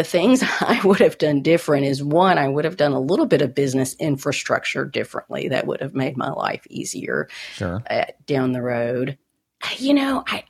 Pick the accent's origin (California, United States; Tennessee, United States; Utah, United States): Tennessee, United States; Nashville; moved away as an adult; now in Texas, United States; I moved from Nashville 25 years ago